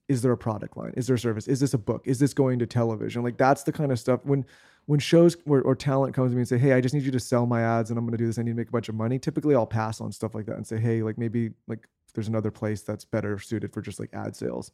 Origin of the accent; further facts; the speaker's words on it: San Diego, California, United States; moved away as an adult; also born or lived in Los Angeles; we grew up in San Diego